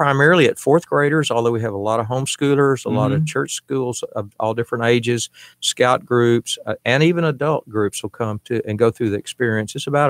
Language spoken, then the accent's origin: English; Pasadena, Texas, United States; also born or lived in League City, Texas / Friendswood, Texas / Knoxville, Tennessee / Mansfield, Texas; No, I was born in Pasadena, actually.